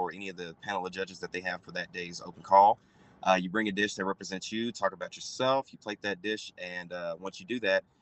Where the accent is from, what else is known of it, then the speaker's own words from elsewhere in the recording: Oklahoma City, Oklahoma, United States; I'm from Oklahoma City, Oklahoma